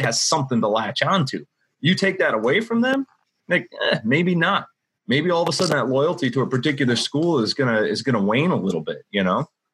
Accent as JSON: {"language": "English", "region": "Wisconsin", "country": "United States", "tie": "born or raised there", "said": "I grew up in Wisconsin, go Badgers."}